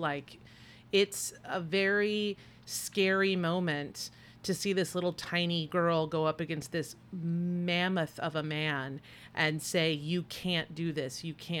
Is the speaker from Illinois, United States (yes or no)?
no; Compton, California, United States; So since I'm from Compton, he took the negative things about Compton and used them to scare the white WWF public.